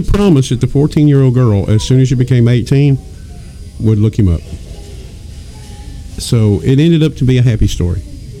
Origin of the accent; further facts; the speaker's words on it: the South, United States; I'm from the South.